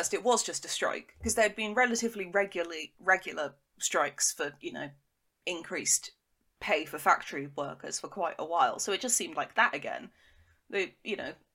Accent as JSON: {"language": "English", "area": "Devon", "region": "South West England", "country": "United Kingdom", "said": "I'm from Devon"}